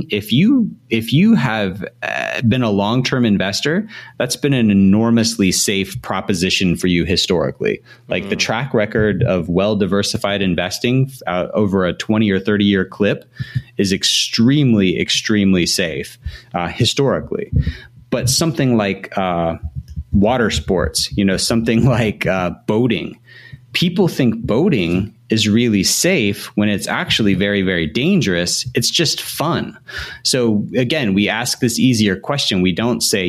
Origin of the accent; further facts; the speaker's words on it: Atlanta, Georgia, United States; I'm from Atlanta.